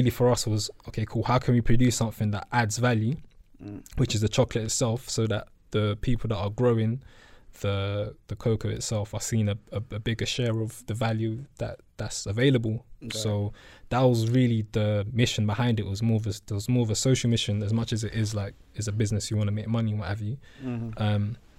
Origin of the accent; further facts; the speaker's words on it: London, United Kingdom; we're two guys from South London.